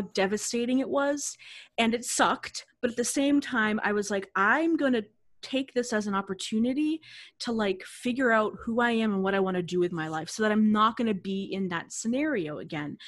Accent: Boston, Massachusetts, United States; I'm from the Boston area

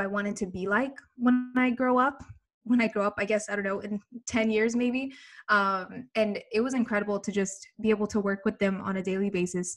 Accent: Birmingham, Alabama, United States; moved away as an adult; now in New York, United States; I'm from Birmingham, Alabama.

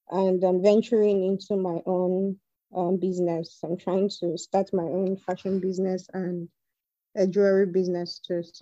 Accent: Edo, Nigeria; now in Abuja, Nigeria; I'm from Edo State, but I live in Abuja now. I relocated to Abuja in 2018.

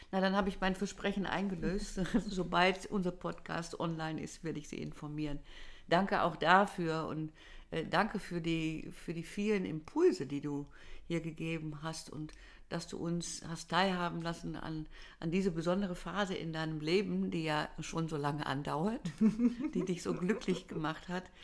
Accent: Netherlands; Ich als Holländerin schüttel gar nur meinen Kopf, aber ich kann

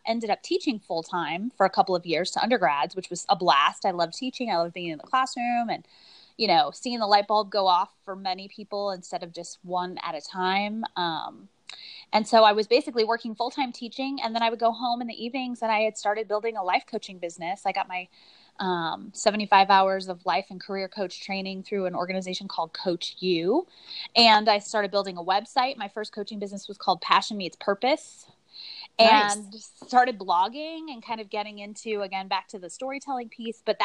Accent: St. Louis, Missouri, United States; moved away as an adult; also born or lived in Cleveland, Ohio / Phoenix, Arizona; probably somewhere around first grade, we moved to St. Louis, Missouri, or a suburb of St. Louis, Missouri. So that's kind of where I consider that I grew up.

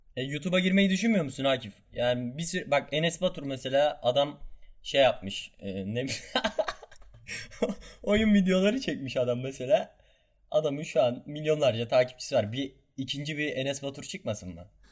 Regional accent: Kahramanmaraş, Turkey; Ben Kahramanmaraşlıyım

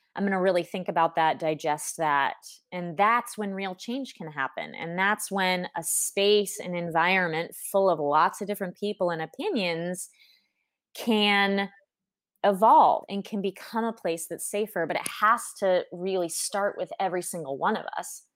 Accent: Southern California, United States; moved away as an adult; also born or lived in New York City; now in Paris, France; growing up in Southern California

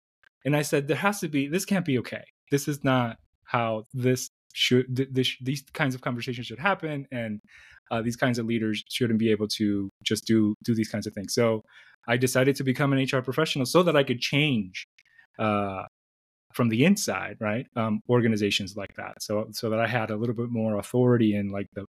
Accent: New York City, New York, United States; moved away as an adult; also born or lived in Dominican Republic / Syracuse, New York; now in Phoenix, United States; I was born in the Dominican Republic, and my parents moved to New York City when I was young. So I spent most of my life in New York City

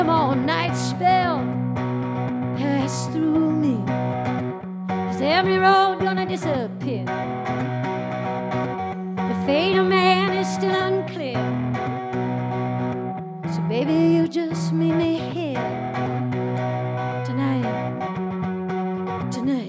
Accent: the South, United States; I'm from the South

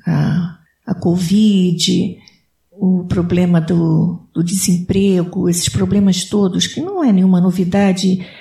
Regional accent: Rio de Janeiro, Brazil; now in Connecticut, United States; eu sou do Rio de Janeiro

